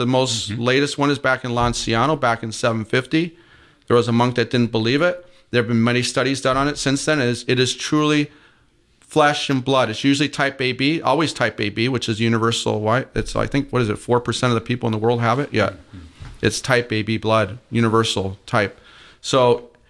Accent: Michigan, United States; now in Georgia, United States; I'm down here in the South now. I'm originally from Michigan

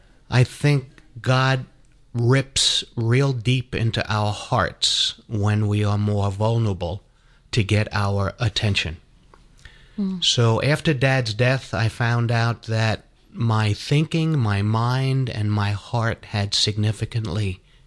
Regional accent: Long Island, New York, United States; I was born and raised up in Long Island, and being a cradle Catholic and attending Catholic elementary school and also Catholic high school.

